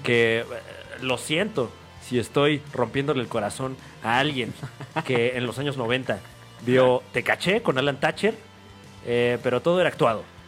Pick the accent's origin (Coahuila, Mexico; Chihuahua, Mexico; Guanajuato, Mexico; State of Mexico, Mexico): State of Mexico, Mexico; yo soy oriundo del Estado de México